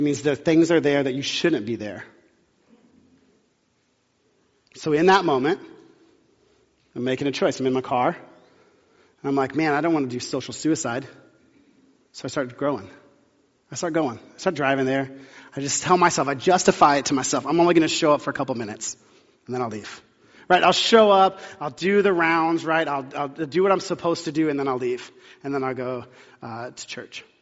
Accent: the South, United States; I grew up in the South

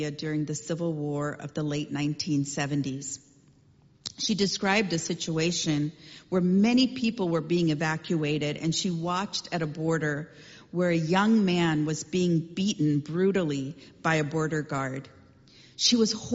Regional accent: Chennai, Tamil Nadu, India; As a kid growing up in India, I remember our street in Chennai.

